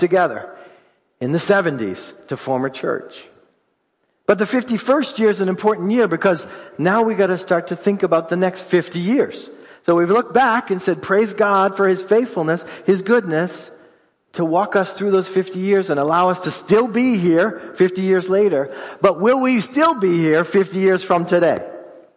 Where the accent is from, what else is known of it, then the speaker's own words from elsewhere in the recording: United States; We're great American citizens